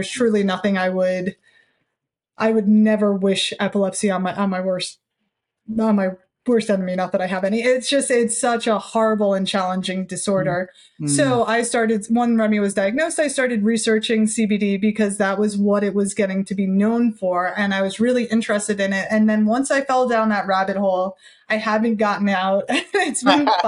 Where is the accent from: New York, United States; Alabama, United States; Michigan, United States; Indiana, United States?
New York, United States; New York City; now in Boulder, United States; I'm from Brooklyn